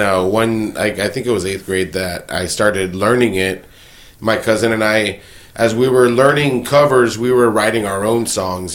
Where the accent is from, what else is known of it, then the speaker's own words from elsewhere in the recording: Alamo, United States; we are all from Alamo, so we're Alamo raised.